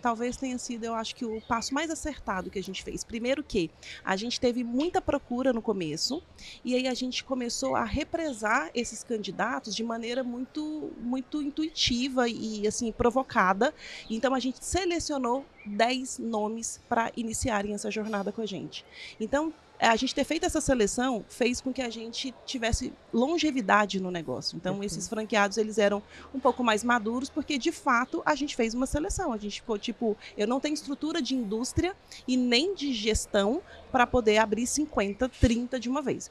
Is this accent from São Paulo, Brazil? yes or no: no; Goiânia, Goiás, Brazil; eu sou de Goiânia, sou chefe de cozinha